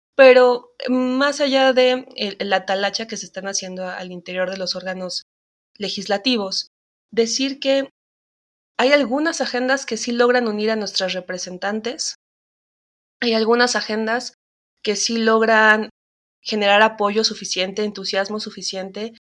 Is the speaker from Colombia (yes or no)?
no; Mexico; como mexicanas